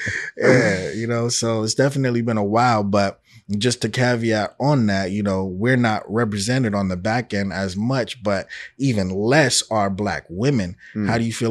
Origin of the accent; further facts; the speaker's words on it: New York, United States; you know, I'm from New York and everybody like, oh, I never liked the Knicks ever.